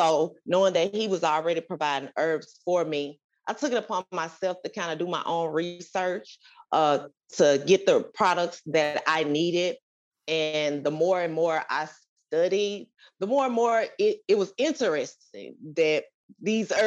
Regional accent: Mississippi, United States; moved away as an adult; also born or lived in Conyers, Georgia; now in Decatur, United States; I'm originally from Mississippi.

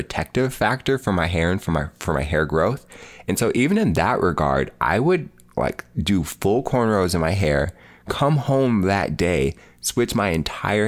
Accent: Spokane Valley, Washington, United States; I grew up in Spokane Valley, Washington

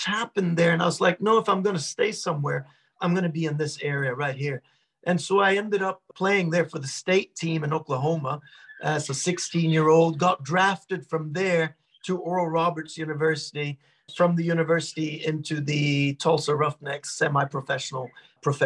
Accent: Norway; I grew up in Norway with my Scottish dad. So we spoke half English, half Norwegian at home. And I was very Norwegian

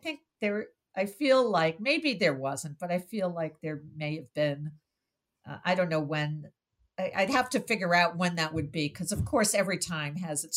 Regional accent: Brookline, Massachusetts, United States; here in my hometown in Brookline, Massachusetts

